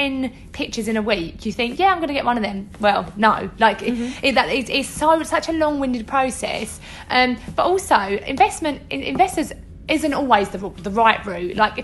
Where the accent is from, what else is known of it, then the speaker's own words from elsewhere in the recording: Essex, East of England, United Kingdom; we get criticised for the way we speak, we're both from Essex